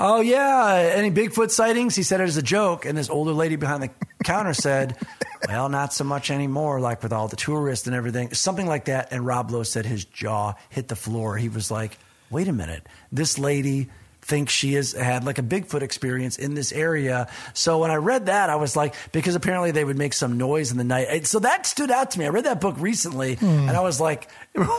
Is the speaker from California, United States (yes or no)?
no; Michigan, United States; I'm from Michigan